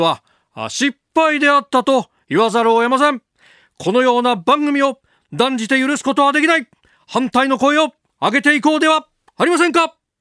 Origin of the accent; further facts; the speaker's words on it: Chiba, Japan; 千葉の私の出身の千葉